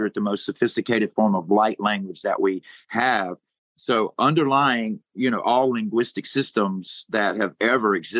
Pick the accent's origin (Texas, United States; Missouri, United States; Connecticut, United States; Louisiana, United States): Louisiana, United States; Crowley; I was born in Crowley, Louisiana